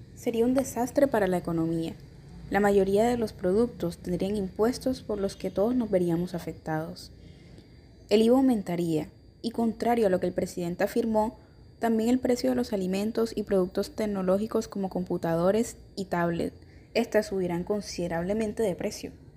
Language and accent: Spanish; Colombia